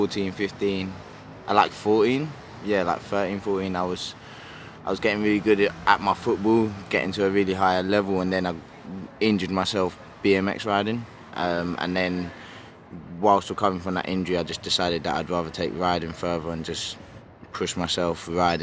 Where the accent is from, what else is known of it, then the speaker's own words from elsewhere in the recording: London, United Kingdom; growing up in London